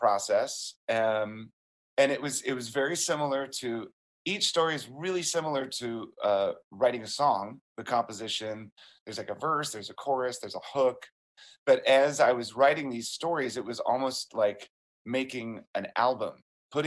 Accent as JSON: {"language": "English", "town": "Springfield", "region": "Virginia", "country": "United States", "tie": "born or raised there", "said": "growing up in Springfield, Virginia, just outside of D.C."}